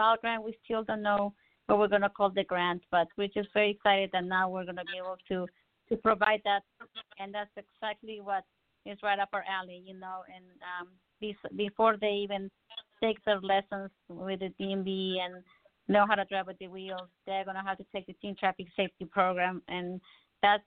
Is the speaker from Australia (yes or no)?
no; Mexico City, Mexico; moved away; I can teach you Spanish. I'm from Mexico City.